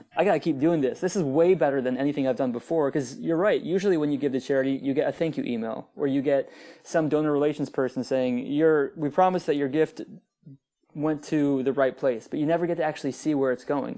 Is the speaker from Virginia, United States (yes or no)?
yes; Northern Virginia, United States; I grew up in Northern Virginia, uh, which is, like, right outside of Washington, D C, very wealthy area